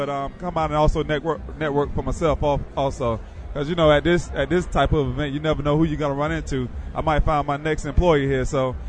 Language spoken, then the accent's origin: English; Lakeland, Florida, United States; I grew up in the area. I grew up in Lakeland, Florida, which is about 30 minutes from here, so I'm kind of at home right now.